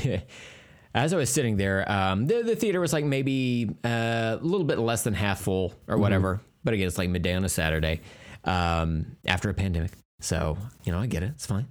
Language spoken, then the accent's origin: English; United States; I'm American